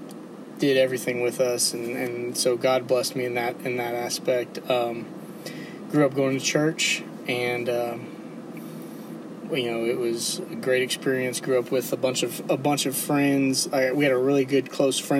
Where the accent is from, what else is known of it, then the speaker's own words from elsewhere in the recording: Mission, Texas, United States; moved away as an adult; now in Dallas, United States; I grew up in South Texas, down the Rio Grande Valley. I'm from Mission, and it's 2 miles from